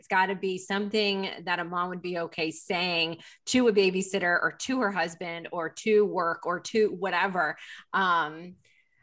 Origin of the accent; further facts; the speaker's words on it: Lancaster, Pennsylvania, United States; moved away; I'm from Lancaster, Pennsylvania